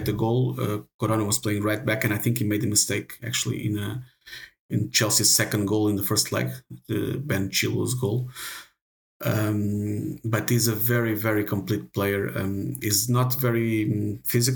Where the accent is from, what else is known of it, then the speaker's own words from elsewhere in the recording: Aveiro, Centro, Portugal; I will spend some days in my hometown, which is Aveiro, up in the north of Portugal